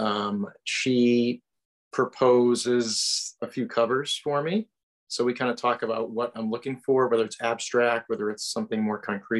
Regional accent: Wethersfield, Connecticut, United States; I am from Central Connecticut, a town called Wethersfield

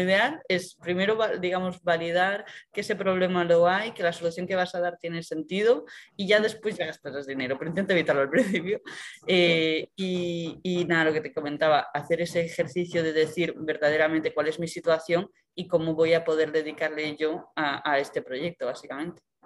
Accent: A Coruña, Galicia, Spain; moved away; yo soy de Coruña

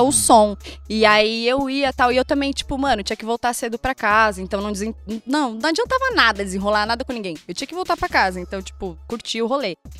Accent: Praia Grande, São Paulo, Brazil; Passei a minha infância, minha adolescência, assim, em Praia Grande, né? Litoral de São Paulo

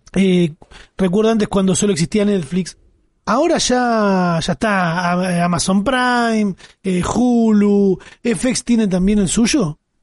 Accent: Argentina

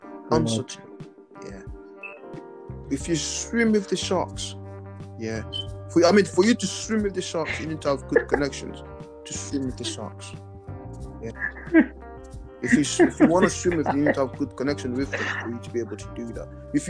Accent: South Africa; born there; I was born in South Africa.

